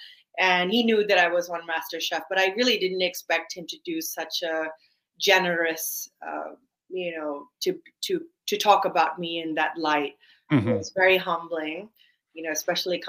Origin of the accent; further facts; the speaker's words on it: Washington, District of Columbia, United States; I was born in Washington, DC